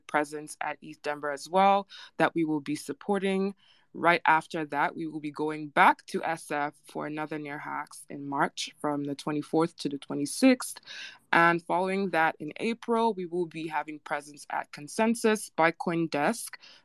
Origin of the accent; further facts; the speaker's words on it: Nigeria; I'm Nigerian